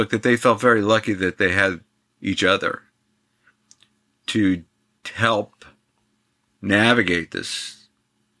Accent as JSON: {"language": "English", "region": "New York", "country": "United States", "tie": "born or raised there", "said": "I grew up in New York"}